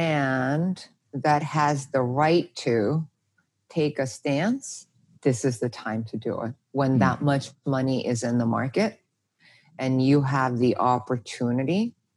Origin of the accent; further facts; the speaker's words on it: South Korea; now in United States; I'm not Korean American. I'm Korean Korean.